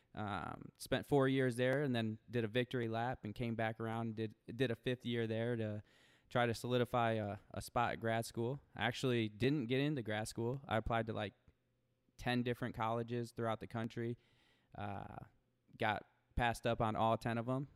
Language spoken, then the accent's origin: English; Toledo, Ohio, United States; moved away as an adult; now in Arizona, United States; I grew up, born and raised in Toledo